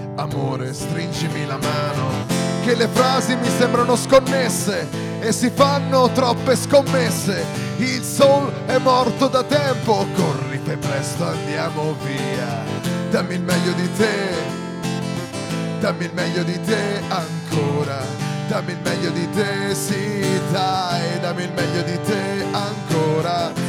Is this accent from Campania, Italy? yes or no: no; Arezzo, Tuscany, Italy; Veniamo da Arezzo